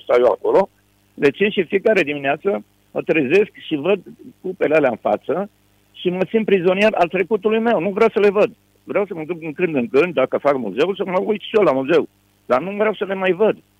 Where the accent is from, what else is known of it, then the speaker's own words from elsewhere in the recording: Bucharest, Romania; also born or lived in Constanța; m-am născut în București